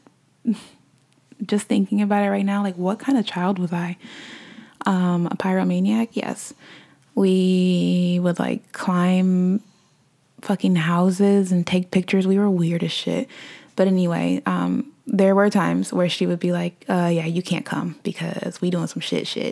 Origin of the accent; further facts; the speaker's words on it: Omaha, Nebraska, United States; also born or lived in Ohio; moved back to my hometown of Omaha, Nebraska